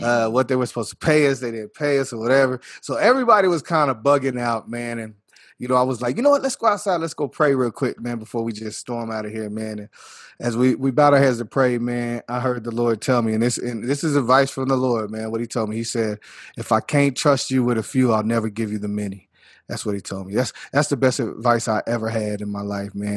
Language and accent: English; Earth, Texas, United States; also born or lived in Littlefield, Texas; I was born in Littlefield, Texas, where the hospital was, same county or whatever, but, you know, I was raised in earth, Texas, all my life